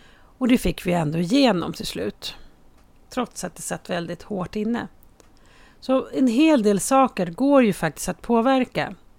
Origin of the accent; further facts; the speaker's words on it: Haninge, Stockholm County, Sweden; på Berga i Haninge där jag kommer ifrån